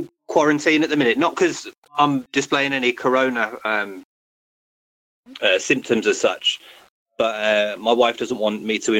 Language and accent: English; Birmingham, West Midlands, United Kingdom; Birmingham, UK.